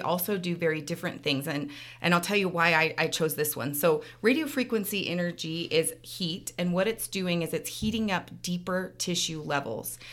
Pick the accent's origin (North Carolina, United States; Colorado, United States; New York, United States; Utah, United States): Utah, United States; Clearfield; also born or lived in Salt Lake City, Utah / Florida; now in Ogden, United States; I grew up in Clearfield, so not far from here. Went to Clearfield High School